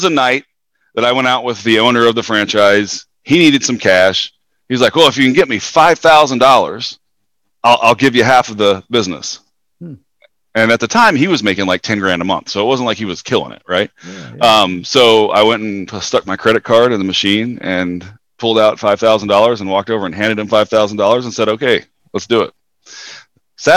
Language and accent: English; Western Oklahoma, United States; I'm from Western Oklahoma. Grew up small towns. And I say towns because I moved around a lot